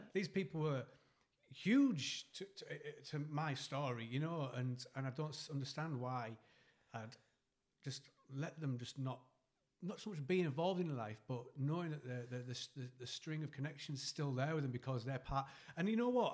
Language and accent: English; Eston, North East England, United Kingdom; I moved from from Eston in like third year senior